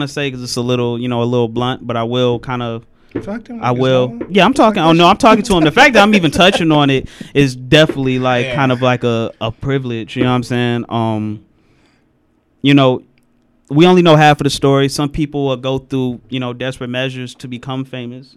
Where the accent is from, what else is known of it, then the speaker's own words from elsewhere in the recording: Detroit, Michigan, United States; I'm from Schoolcraft